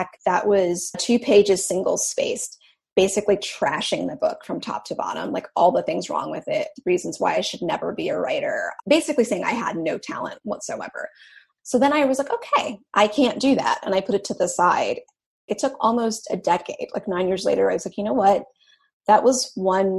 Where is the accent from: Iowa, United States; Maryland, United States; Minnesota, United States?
Maryland, United States; Western; moved away as an adult; also born or lived in New York; now in Los Angeles, United States; I grew up in Western Maryland, like a really small town